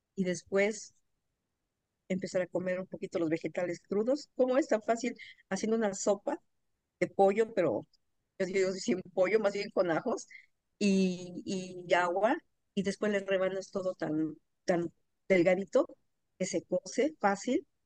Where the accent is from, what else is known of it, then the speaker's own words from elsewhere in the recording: Mexico; moved away as an adult; now in Atlanta, United States; yo soy mexicana, pero vivo en Atlanta, Georgia, desde hace 23 años